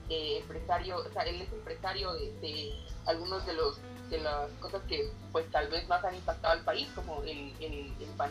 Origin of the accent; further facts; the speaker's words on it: Oriente, Guatemala; que yo soy de Oriente y la gente de Oriente, pues no somos tan amables, somos más directos.